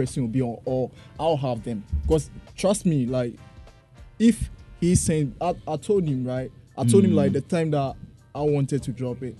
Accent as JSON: {"language": "English", "area": "Asante", "region": "Ashanti", "country": "Ghana", "said": "I'm from Santase."}